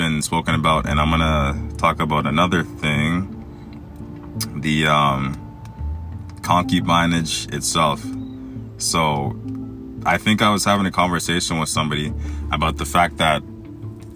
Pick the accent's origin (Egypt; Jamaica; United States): Egypt; I was born in Egypt.